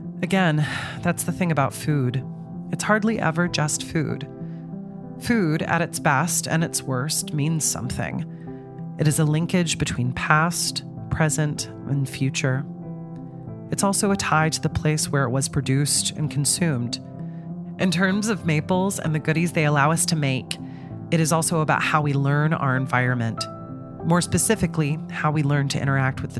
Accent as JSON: {"language": "English", "country": "United States", "tie": "born or raised there", "said": "growing up near the Canadian border"}